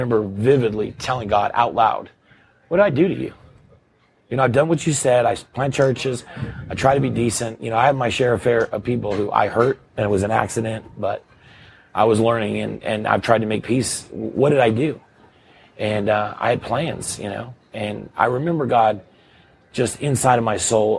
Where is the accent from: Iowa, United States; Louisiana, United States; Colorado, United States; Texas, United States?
Texas, United States; moved away as an adult; I was born and raised in Texas, and that's where I came to Christ.